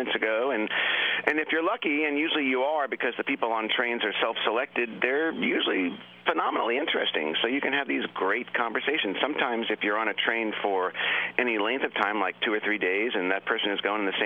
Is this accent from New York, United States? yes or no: yes; Long Island, New York, United States; I grew up on Long Island, and I could walk to the train station